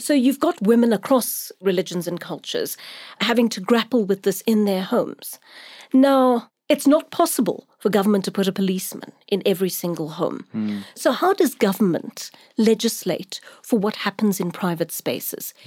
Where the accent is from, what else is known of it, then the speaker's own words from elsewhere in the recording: Durban, KwaZulu-Natal, South Africa; I'm from Durban. That's where I grew up.